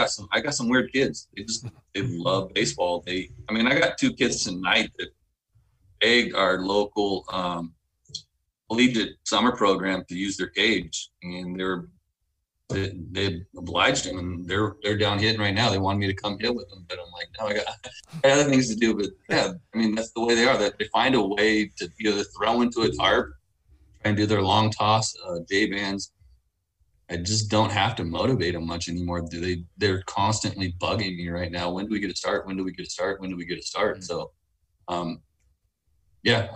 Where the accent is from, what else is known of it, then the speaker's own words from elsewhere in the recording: United States; now in Wasilla, United States; I grew up in the States